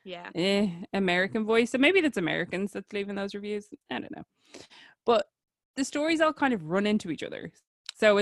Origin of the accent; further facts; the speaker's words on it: Ireland; we're Irish